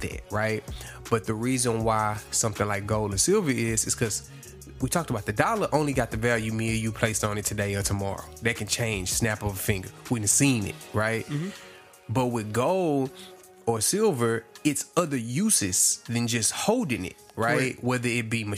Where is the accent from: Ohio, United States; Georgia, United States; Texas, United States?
Texas, United States; Houston; I was from Houston